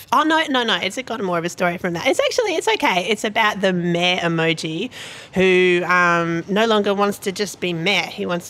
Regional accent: Brisbane, Queensland, Australia; now in Sydney, Australia; I grew up in Brisbane

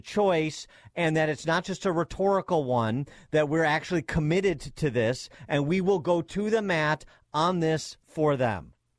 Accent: Illinois, United States; my home state of Illinois

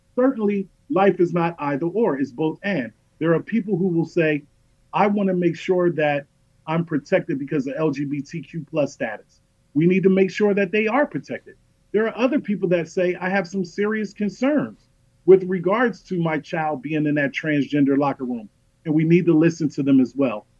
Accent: United States; also born or lived in Los Angeles, California / Philadelphia, Pennsylvania; now in Pennsylvania, United States; I grew up in South Central Los Angeles and North Philadelphia

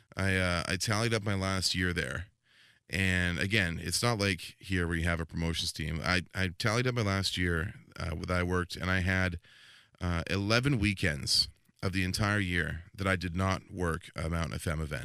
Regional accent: Langley, British Columbia, Canada; also born or lived in Squamish; I actually went back to, uh, Langley, V C, in my hometown

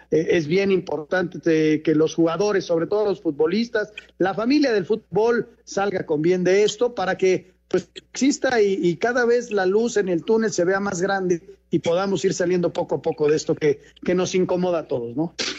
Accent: Mexico; yo me siento más mexicano porque nací aquí, porque las costumbres son de aquí

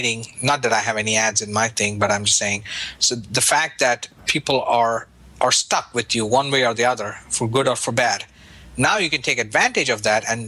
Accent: India; now in United States; Growing up in India

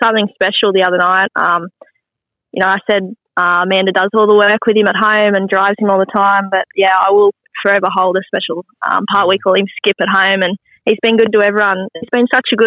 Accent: Queensland, Australia; now in Bathurst, Australia; I'm from Queensland

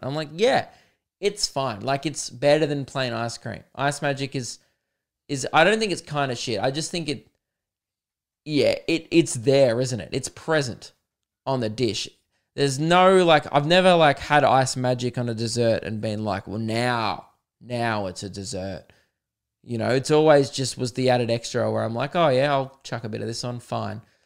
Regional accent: Adelaide, South Australia, Australia; I was born in Adelaide

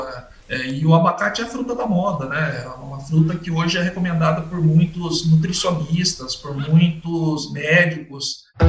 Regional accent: Campinas, São Paulo, Brazil; eu nasci em Campinas, meu pai trabalhava em Campinas

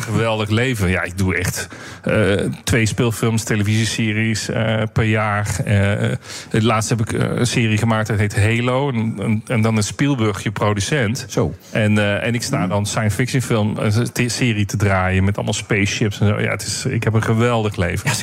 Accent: Netherlands; wij als Nederlanders

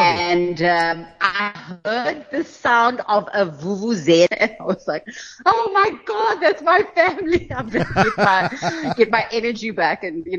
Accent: Cape Town, Western Cape, South Africa; growing up in Cape Town

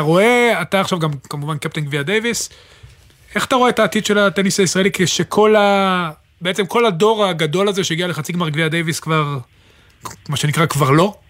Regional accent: Israel

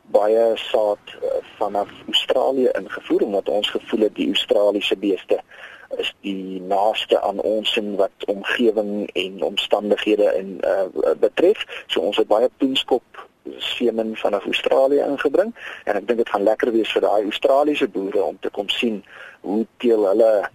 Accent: South Africa; ons as Suid-Afrikaners

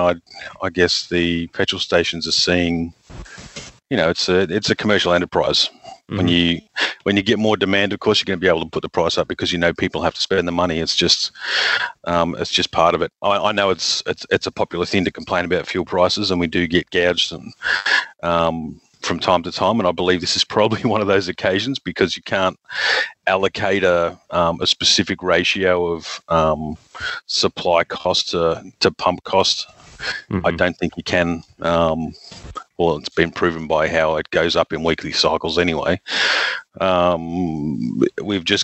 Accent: Darwin, Northern Territory, Australia; now in southeast Queensland, Australia; I'm from Darwin originally

